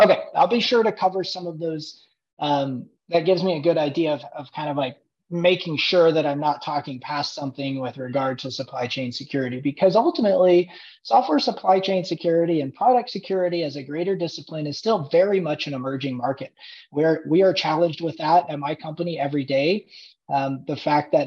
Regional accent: Indiana, United States; moved away as an adult; I grew up in Indiana, and I left for a little while to pursue careers

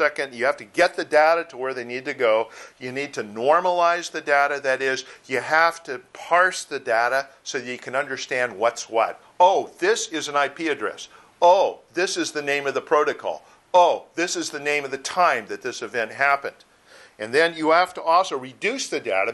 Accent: Chicago, Illinois, United States; now in Southern California, United States; I'm from Chicago originally, so I'm used to it

